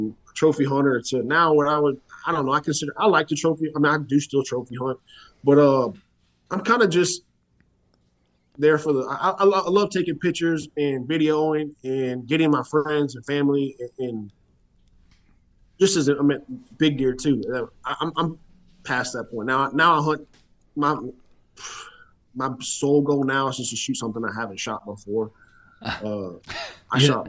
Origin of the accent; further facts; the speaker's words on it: Willis, Texas, United States; I was born and raised in Willis, about an hour north of Huntsville